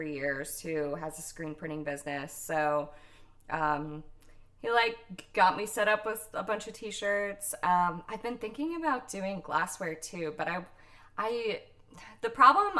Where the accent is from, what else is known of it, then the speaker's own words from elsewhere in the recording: the South, United States; now in California, United States; I grew up in the South